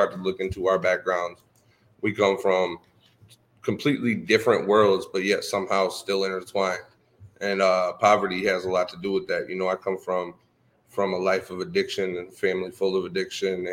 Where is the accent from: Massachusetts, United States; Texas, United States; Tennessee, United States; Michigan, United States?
Michigan, United States; Lansing; I grew up East Side. I grew up, actually, my family went to this church when I was in elementary school, middle school. Yeah. So I grew up in this neighborhood